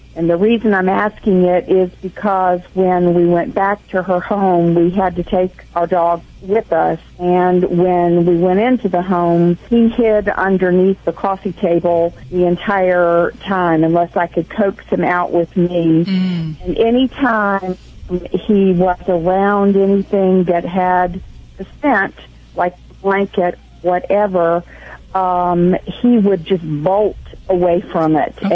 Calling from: Dana Point, California, United States; I'm calling from Dana Point, California.

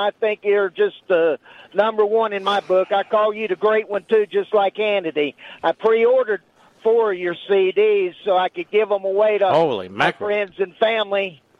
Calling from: Maggie Valley, North Carolina, United States; Oh, I'm calling you from Western North Carolina over here in Maggie Valley in Waynesville. I live right on the border.

